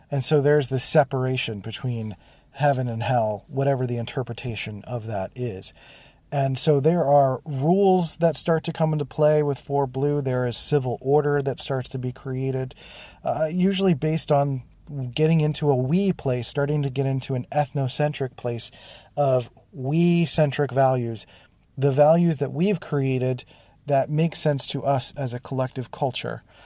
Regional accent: Philadelphia, Pennsylvania, United States; born or raised there

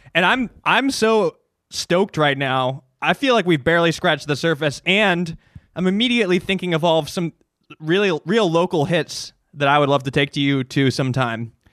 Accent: Chicago, Illinois, United States; moved away; I grew up in Chicago. Well, the suburbs

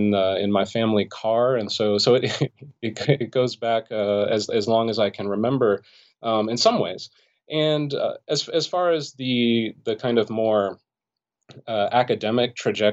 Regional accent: Los Angeles, California, United States; Yeah, so I grew up in the Los Angeles area in the San Fernando Valley.

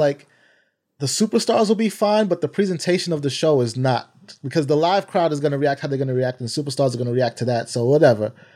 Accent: New York City, New York, United States; I'm from Harlem

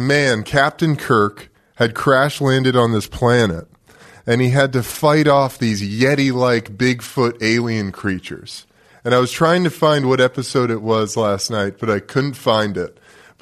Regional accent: New York City, New York, United States; I was born in New York City, lived in Brooklyn

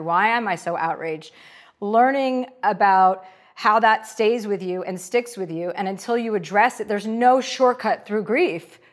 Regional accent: New Jersey, United States; moved away; I'm from New Jersey. My dad's a used car dealer

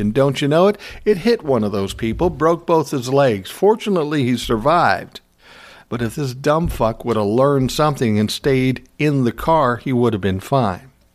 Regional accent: Minnesota, United States; I was born and raised in Minnesota

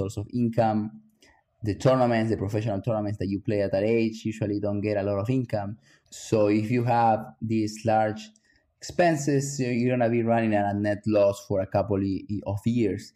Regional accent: Argentina; moved away as an adult; I came from Argentina to play college tennis when I was 18 years old

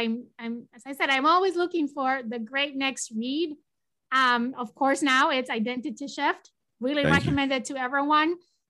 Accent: Spain; English is a second language; I'm originally from Spain and they were leaving Spain and they were going to come and we were going to all celebrate together.

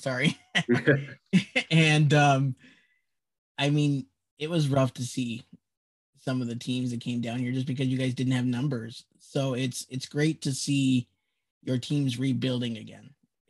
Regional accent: Great Falls, Montana, United States; I was born and raised in Great Falls, actually.

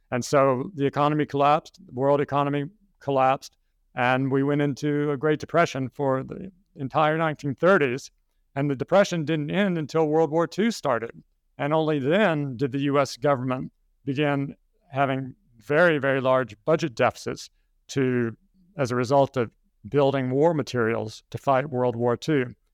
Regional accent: Kentucky, United States; moved away as an adult; also born or lived in Hong Kong; I'm an American. I grew up in Kentucky

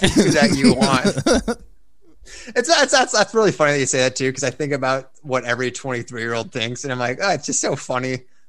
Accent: Oregon, Illinois, United States; born or raised there

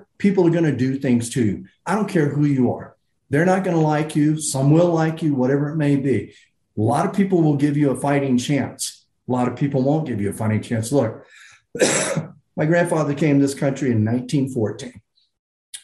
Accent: United States; I'm an American

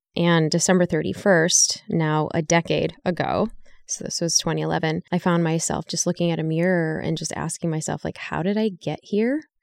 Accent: Chicago, Illinois, United States; moved away; I grew up in Chicago

